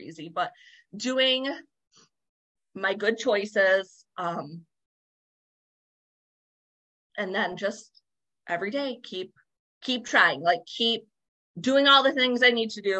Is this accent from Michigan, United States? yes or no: yes; Michigan, United States; I'm from Michigan, so we call it pop here.